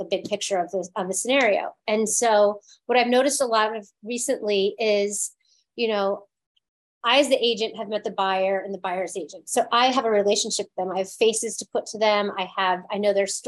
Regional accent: East Coast, United States; now in Los Angeles, United States; I grew up on the East Coast

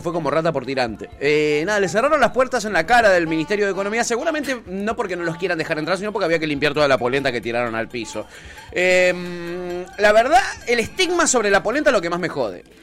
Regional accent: Argentina

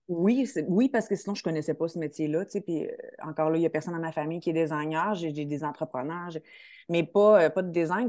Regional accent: Quebec City, Quebec, Canada; j'ai fait un DEC au Collège Garneau, je suis de Québec

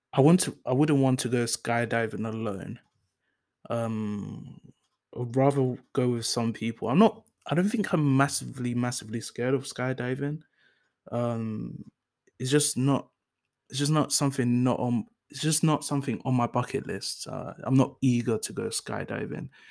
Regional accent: London, United Kingdom; first language English; also born or lived in Enfield, North London; I moved to South London. Um, I moved to South Norwood

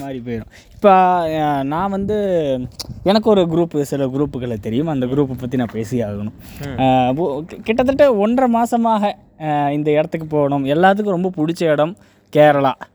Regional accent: Coimbatore, Tamil Nadu, India; நாங்கள் கோயம்புத்தூர்காரங்க

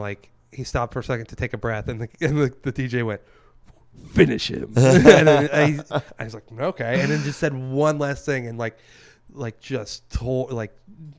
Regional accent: the South, United States; especially about, like, growing up in the South, I was Catholic, right? And so I'd grow up Catholic.

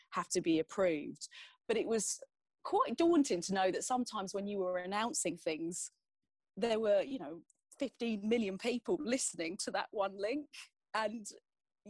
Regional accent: Essex, East of England, United Kingdom; I'm fiercely passionate about Essex because it's where I'm from. It's where I live now.

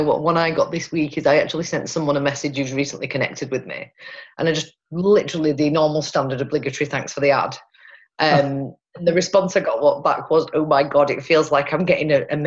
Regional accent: Pontefract, Yorkshire and the Humber, United Kingdom; But the majority of people actually don't realise that I'm from Pontefract. Apparently I sound like I'm from Manchester.

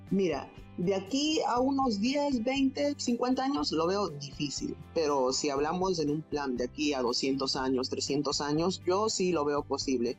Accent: Chimbote, Ancash, Peru; yo soy de Chimbote

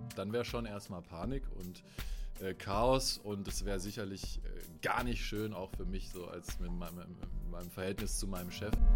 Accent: Germany; moved away as an adult; now in Ludwigsburg, Germany; ich komme ursprünglich vom Bodensee, dort bin ich äh, aufgewachsen

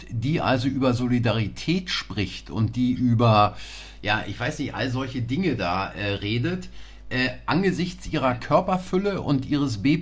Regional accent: Berlin, Germany; wir sind zwar beide in Berlin groß geworden, aber Sie auf der anderen Seite als ich, äh, der Mauer.

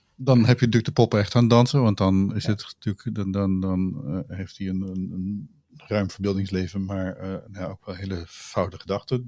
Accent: Utrecht, Netherlands; ik ben Utrechter

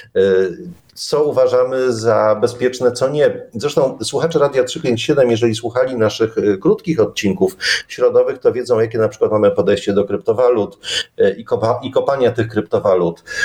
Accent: Silesian Voivodeship, Poland; jesteśmy ze Śląska

